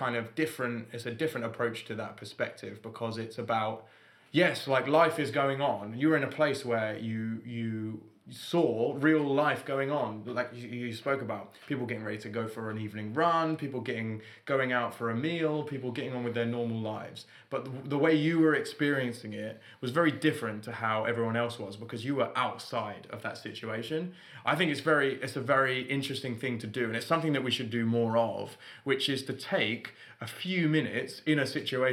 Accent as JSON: {"language": "English", "region": "London", "country": "United Kingdom", "said": "I'm from London"}